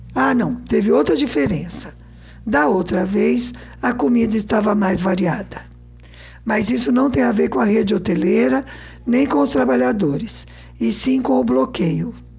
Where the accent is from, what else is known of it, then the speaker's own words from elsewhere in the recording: Southeastern Brazil, Brazil; Como boa brasileira sudestina, né, que eu sou